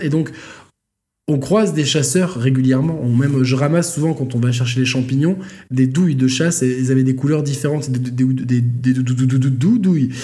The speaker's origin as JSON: {"language": "French", "region": "Provence-Alpes-Côte d'Azur", "country": "France", "said": "nous, en tant que provençaux"}